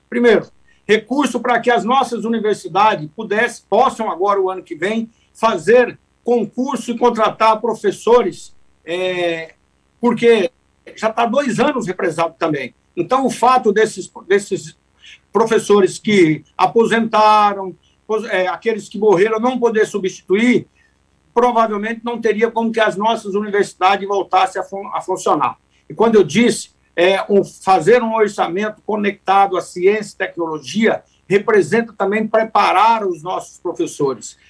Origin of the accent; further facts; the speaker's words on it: Centre-West, Brazil; Goiás, Mato Grosso, que somos do Centro-Oeste